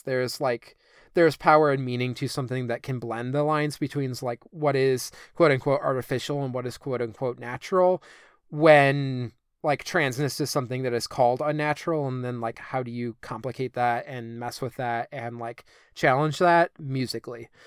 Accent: United States; I'm this American at this Icelandic youth center

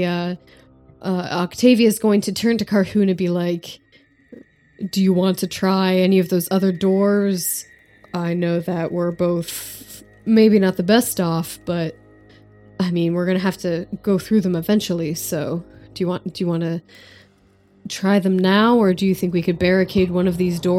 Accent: United States; I'm an American

